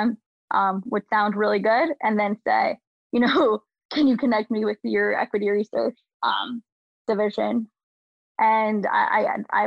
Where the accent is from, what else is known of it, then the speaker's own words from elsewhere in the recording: New York, United States; I'm from New York.